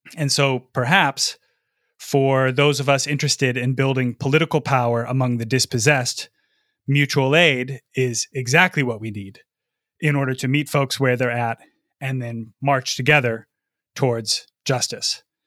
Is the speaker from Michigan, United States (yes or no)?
yes; Lansing, Michigan, United States; I'm recording from my hometown of Lansing, Michigan